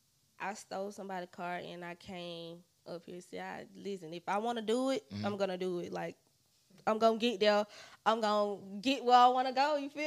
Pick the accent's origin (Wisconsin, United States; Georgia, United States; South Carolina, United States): Georgia, United States; Cuthbert; moved away; Okay. I'm from Cuthbert, Georgia.